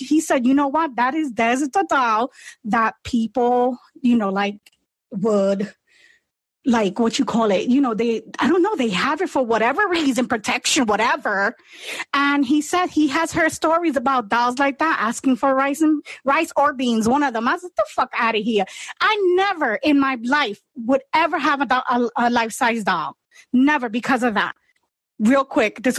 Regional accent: New York City, New York, United States; I was born and raised in the Bronx.

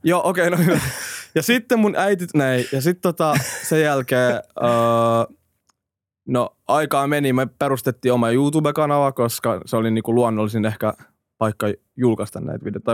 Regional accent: Finland; also born or lived in Iraq / Hämeenlinna / Helsinki; kaksivuotiaan me tultiin Suomeen

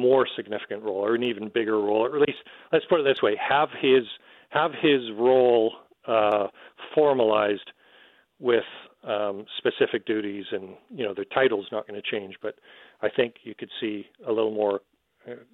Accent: Canada; as a Canadian

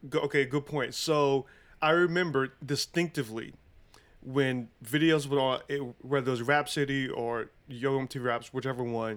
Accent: Charlotte, North Carolina, United States; moved away as an adult; also born or lived in Brooklyn, New York / Atlanta / Philadelphia / San Jose, California; I was raised in Charlotte

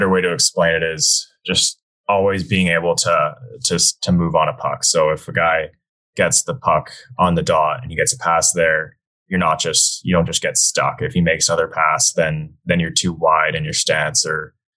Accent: Whistler, British Columbia, Canada; I grew up in Whistler, BC.

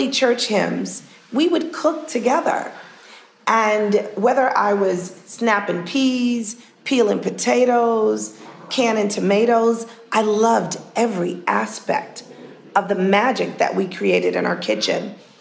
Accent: New York City, New York, United States; I was born in Harlem Hospital. We lived on 144th Street in Harlem

